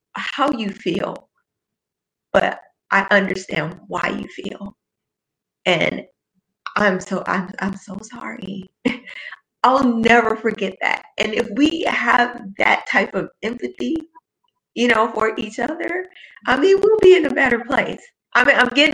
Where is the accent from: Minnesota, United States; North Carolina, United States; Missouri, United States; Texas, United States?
Missouri, United States; St. Louis; we're from the Lou and we're proud